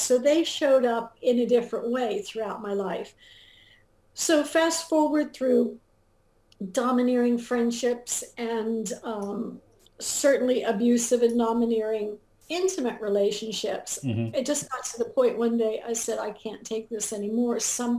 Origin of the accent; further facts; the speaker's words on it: England, United Kingdom; also born or lived in Germany; Well, I grew up in England and Germany. My father was an American in the Air Force, and my mother was British.